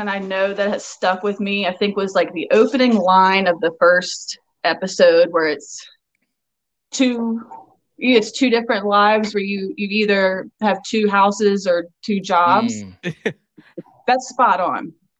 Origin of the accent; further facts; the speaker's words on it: Outer Banks, North Carolina, United States; accent: island brogue; I grew up on the Outer Banks of the North Carolina. I've been here for almost 27 years.